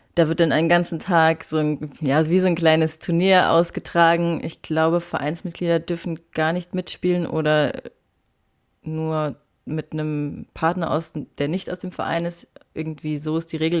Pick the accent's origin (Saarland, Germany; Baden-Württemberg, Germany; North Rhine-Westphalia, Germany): Saarland, Germany; moved away; ich komme aus dem Saarland ursprünglich